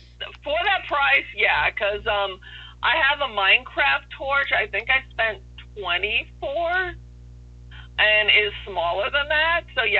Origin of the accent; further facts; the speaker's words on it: New York, United States; I am from New York.